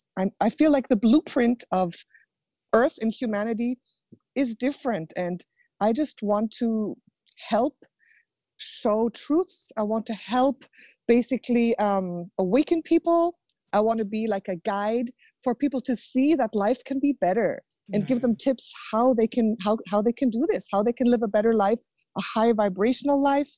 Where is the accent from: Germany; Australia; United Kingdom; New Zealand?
Germany; I was born in Germany